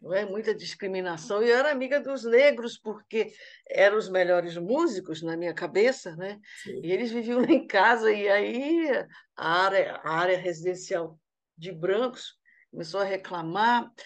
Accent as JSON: {"language": "Portuguese", "region": "Amazon", "country": "Brazil", "moved": "yes", "lives_now": "Rio de Janeiro, Brazil", "said": "como eu sou da Amazônia"}